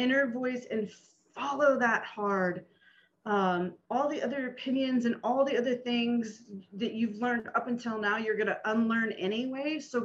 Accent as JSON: {"language": "English", "region": "Nebraska", "country": "United States", "tie": "born or raised there", "moved": "yes", "said": "growing up in Nebraska"}